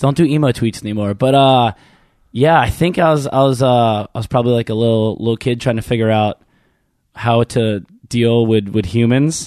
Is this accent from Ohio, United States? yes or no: no; Baltimore suburbs, Maryland, United States; I grew up in one of those neighborhoods